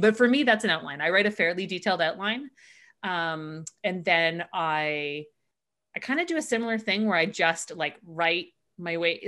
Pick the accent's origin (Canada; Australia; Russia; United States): Canada; we're Canadian